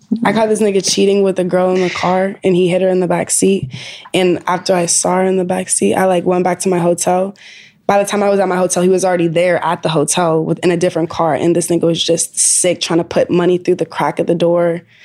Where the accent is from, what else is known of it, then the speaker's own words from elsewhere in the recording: Atlanta, Georgia, United States; Like we are both from Atlanta and like her management, they were like the first people I got cool with in Atlanta.